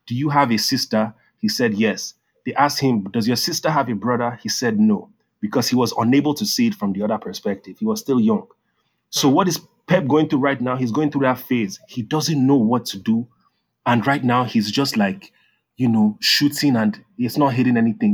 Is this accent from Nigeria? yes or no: yes; Nigeria; growing up in Nigeria